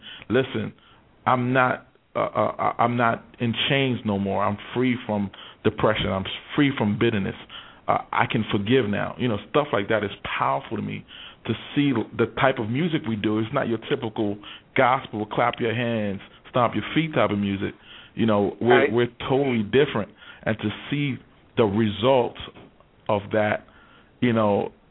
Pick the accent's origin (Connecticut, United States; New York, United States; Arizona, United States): New York, United States; moved away; I was born and raised in New York